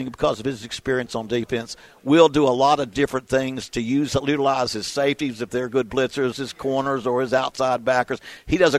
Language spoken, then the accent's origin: English; West Virginia, United States; moved away; We're both from West Virginia.